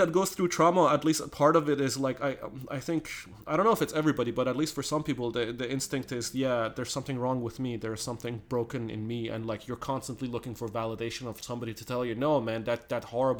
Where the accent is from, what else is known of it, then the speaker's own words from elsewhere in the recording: Canada; like, hell yeah, like, damn straight, I am Canadian